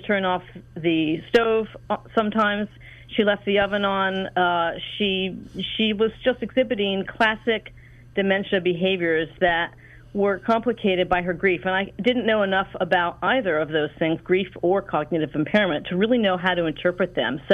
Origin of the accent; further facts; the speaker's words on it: outskirts of Washington, D.C., suburbs of Maryland, United States; moved away as an adult; also born or lived in Los Angeles, California; I grew up in Washington, in the outskirts of Washington, D.C. I was raised in the suburbs of Maryland